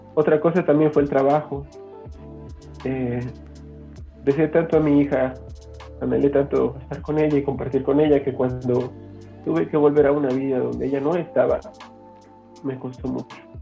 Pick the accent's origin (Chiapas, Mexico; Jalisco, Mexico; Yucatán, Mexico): Chiapas, Mexico; San Cristóbal de las Casas; soy de San Cristóbal de las Casas Chiapas